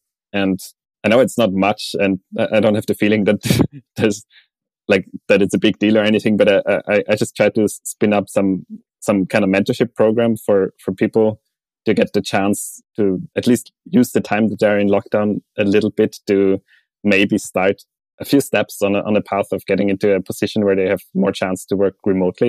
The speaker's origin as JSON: {"language": "English", "country": "Austria", "said": "let's say in Austria, my home country, it feels that there is some kind of a social network provided by the government"}